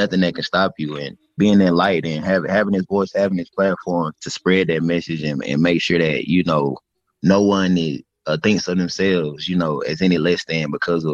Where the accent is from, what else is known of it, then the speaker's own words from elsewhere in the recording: Dothan, Alabama, United States; When I growing up in Alabama, growing up in Dothan where I'm from